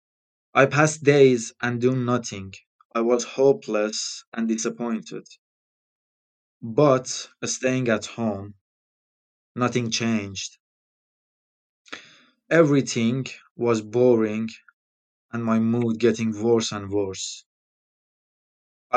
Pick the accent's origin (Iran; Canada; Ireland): Iran; English is a second language; now in United Kingdom; I'm from Iran